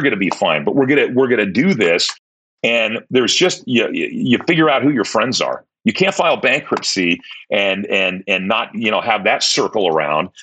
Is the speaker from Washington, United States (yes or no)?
yes; Tacoma, Washington, United States; fourth grade, uh, we moved from Tacoma, from Holy Cross to St. Paul's